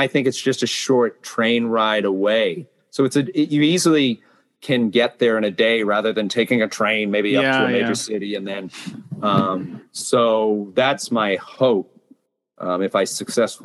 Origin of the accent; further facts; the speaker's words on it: Massachusetts, United States; moved away as an adult; now in Japan; My home state of Massachusetts